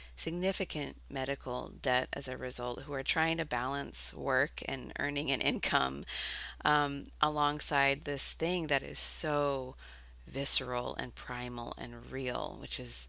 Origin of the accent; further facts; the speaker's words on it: Eugene, Oregon, United States; also born or lived in Creswell, Oregon; I grew up mostly in Eugene, which is like a normal, regular town. But then when I was 12, we moved out to the country onto these 20 acres in this little town called Cresswell